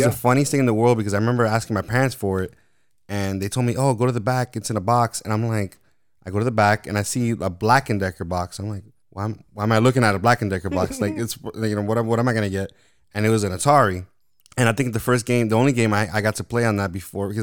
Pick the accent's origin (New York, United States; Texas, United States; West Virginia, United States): New York, United States; now in Florida, United States; until I got to Florida, because I grew up in New York